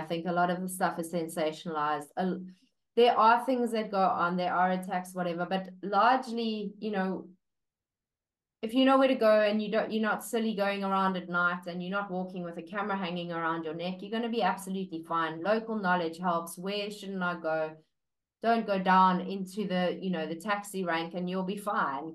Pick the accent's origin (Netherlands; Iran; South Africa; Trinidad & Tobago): South Africa; Durban, KwaZulu-Natal; also born or lived in United Kingdom; now in Port Elizabeth, South Africa; I'm in Port Elizabeth, which is on the East Coast, sort of halfway between Durban and Cape Town. I'm from Durban.